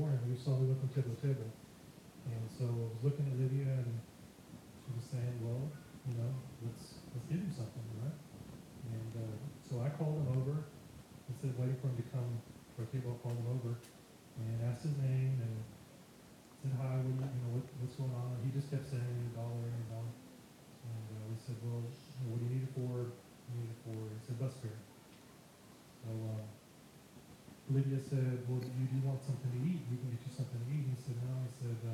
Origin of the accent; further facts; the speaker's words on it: San Antonio, Texas, United States; we're from San Antonio